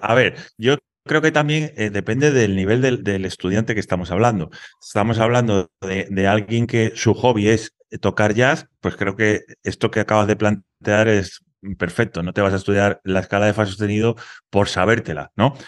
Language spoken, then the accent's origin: Spanish; Dos Hermanas, Andalusia, Spain; soy de un pueblo de Sevilla que se llama Dos Hermanas